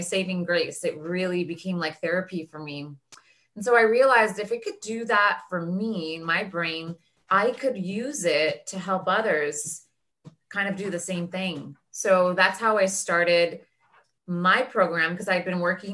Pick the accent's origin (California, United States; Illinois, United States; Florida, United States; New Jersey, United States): California, United States; Daly City; moved away as an adult; also born or lived in Los Angeles; I grew up in Daly City, which is just the city outside of San Francisco